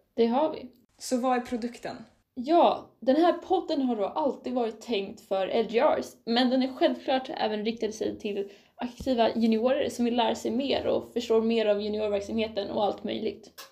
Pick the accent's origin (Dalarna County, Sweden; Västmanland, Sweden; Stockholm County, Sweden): Västmanland, Sweden; Västerås; Jag kommer från Västerås